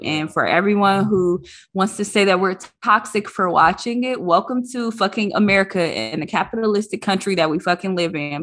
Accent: Detroit, Michigan, United States; I grew up in Detroit public schools

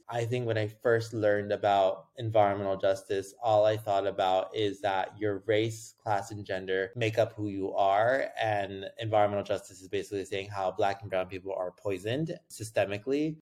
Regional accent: Los Angeles, California, United States; I grew up in Los Angeles

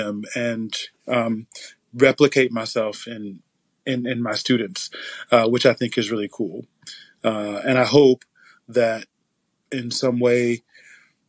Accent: Biloxi, Mississippi, United States; I'm originally from Biloxi, Mississippi. And being from Biloxi, Mississippi, I grew up on what many people would call the wrong side of the tracks

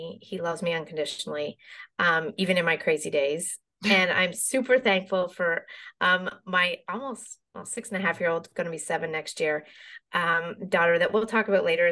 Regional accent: Glace Bay, Nova Scotia, Canada; I grew up there on the East Coast of Canada, loved it.

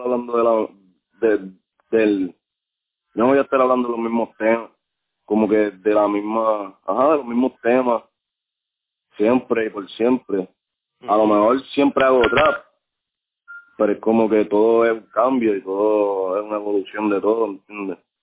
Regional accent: Puerto Rico; moved away; mi Puerto Rico

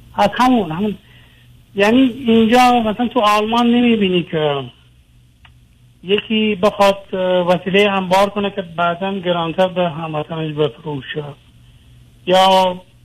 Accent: Iran; moved away as an adult; now in Europe; من تقریبا یه چهار سالی هست که از ایران آمدم بیرون اروپا

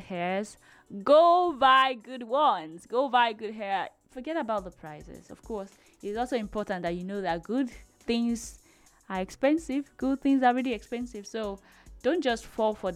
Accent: Nigeria; I am a Nigerian lady

